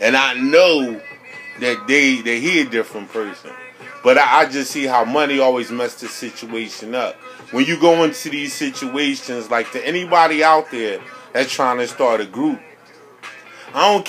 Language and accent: English; Philadelphia, Pennsylvania, United States; I'm from Morocco's, or what you call Francisville